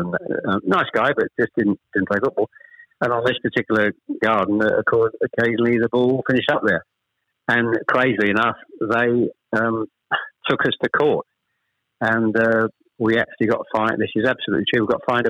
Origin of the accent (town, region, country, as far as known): Chelmsford, East of England, United Kingdom; born or raised there; also born or lived in Ashton-under-Lyne